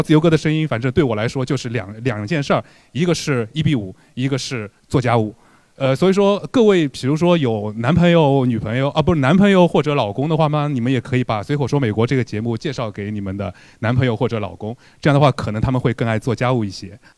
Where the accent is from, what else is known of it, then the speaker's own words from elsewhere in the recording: Shanghai, China; 因为我是土生土长上海南人嘛